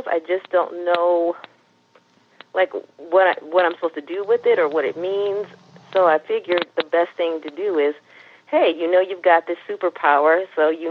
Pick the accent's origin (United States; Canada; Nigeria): United States; Cleveland, Ohio; now in Chicago, United States; I'm in Chicago, Illinois, and I'm originally from Cleveland, Ohio